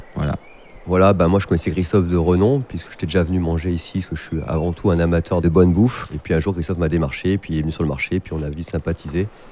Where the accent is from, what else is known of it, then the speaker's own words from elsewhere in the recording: Herbeys, Auvergne-Rhône-Alpes, France; j'ai grandi à la Pra, j'ai fait tout à la Pra, j'ai joué au foot dans les champs